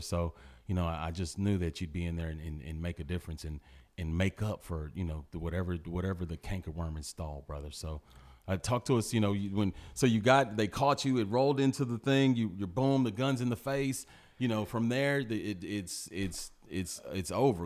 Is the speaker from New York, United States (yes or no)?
no; Port Arthur, Texas, United States; the upbringing that we had in Port Arthur